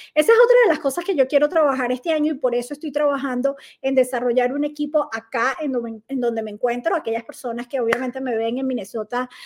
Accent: Venezuela; moved away as an adult; hacía bailoterapia en Venezuela, era instructora de bailoterapia en mi país

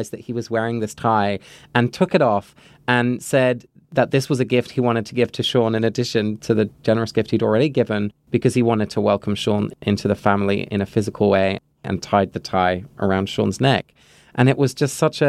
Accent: England, United Kingdom; moved away; I grew up in England

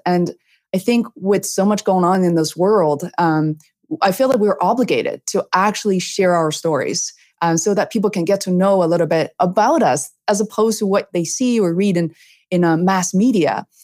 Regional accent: Beijing, China; moved away; growing up in Beijing, China, also a huge city

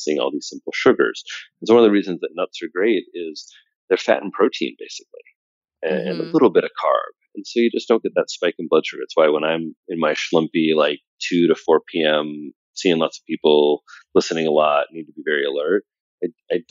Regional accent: Midwest, United States; also born or lived in Indiana / New York City; I'm from the Midwest. I spent half of my time on a farm in Indiana and half of my time in New York City

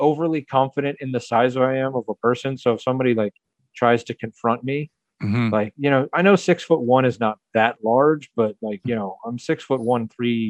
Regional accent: Atlanta, Georgia, United States; now in Milwaukee, United States; growing up in Atlanta where, you know, traffic is the norm

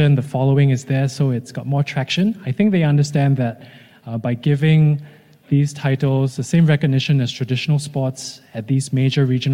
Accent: Singapore; as a Singaporean

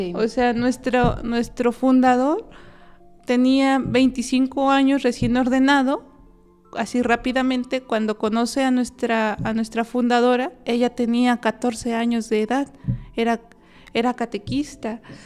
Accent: Querétaro, Mexico; yo soy originaria del estado de Querétaro

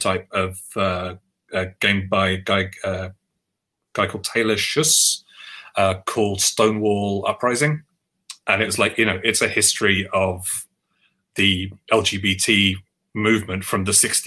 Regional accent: London, United Kingdom; the white Catholic Irish boy growing up in Northwest London in the 80s

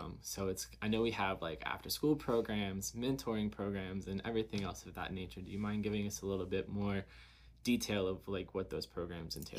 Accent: Covington, Kentucky, United States; growing up in the area we grew up

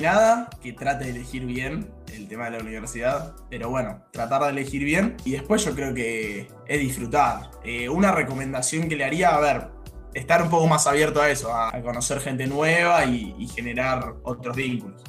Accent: Argentina; los únicos que merendamos somos los argentinos

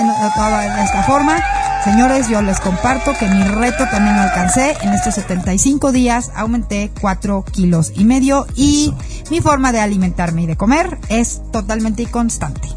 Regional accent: Mexico; como mexicanos, como colectivo

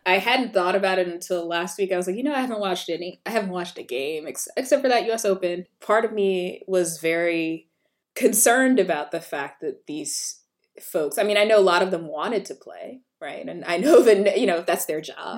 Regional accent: South Carolina, United States; I'm from South Carolina

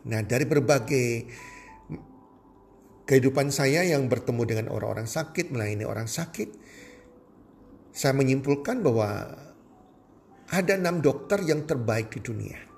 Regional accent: Surabaya, East Java, Indonesia; Nah matahari kalau di Surabaya daerah saya di Indonesia bagian barat

